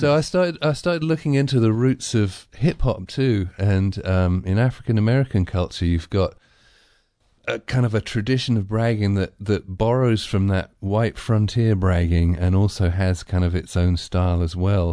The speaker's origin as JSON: {"language": "English", "region": "England", "country": "United Kingdom", "said": "I'm too English"}